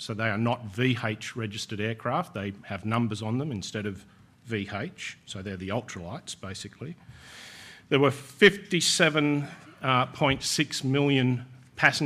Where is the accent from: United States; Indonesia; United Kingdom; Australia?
Australia; Sydney, New South Wales; In Sydney, my hometown